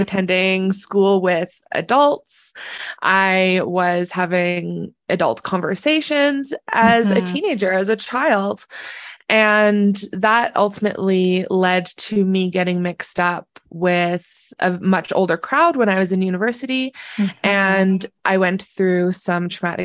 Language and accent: English; Southern Alberta, Canada; I'm from Southern Alberta